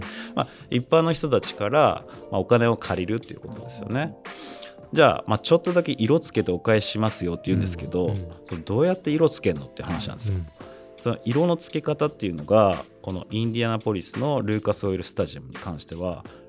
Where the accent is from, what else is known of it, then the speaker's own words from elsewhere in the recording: Hokkaido, Japan; 僕、まあ、北海道出身だから